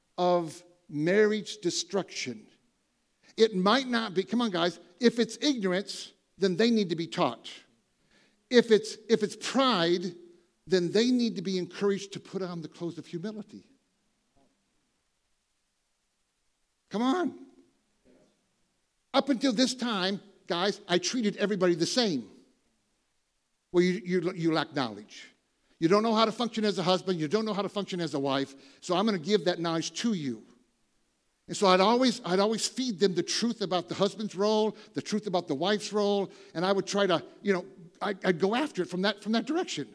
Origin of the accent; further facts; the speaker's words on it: Michigan, Ohio, Midwest, United States; moved away; I grew up in Michigan, Ohio, you know, all my relatives farmers